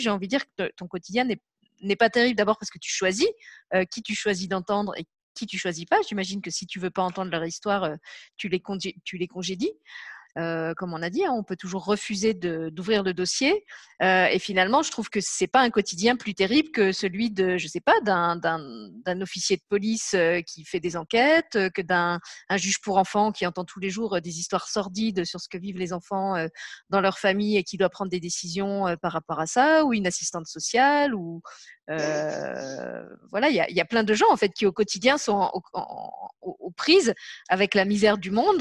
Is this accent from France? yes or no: yes; Lorraine, Grand Est, France; now in Luxembourg; j'habite au Luxembourg et puis je suis née en, en Lorraine